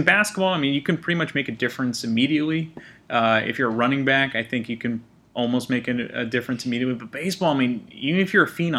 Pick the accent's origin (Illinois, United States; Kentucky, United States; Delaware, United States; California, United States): California, United States; Bay Area; growing up in the Bay Area